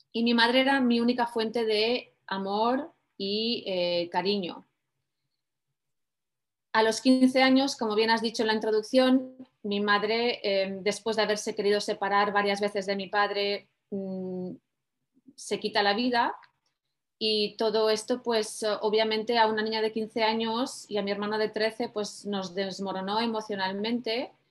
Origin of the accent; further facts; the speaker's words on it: Mediterranean, Spain; also born or lived in Tarragona / Barcelona / Valencia; Me mudé varias veces, pero crecí, nací crecí en el Mediterráneo, en España, entre Tarragona, Barcelona, Valencia, un saludo para los que nos estén viendo desde allí.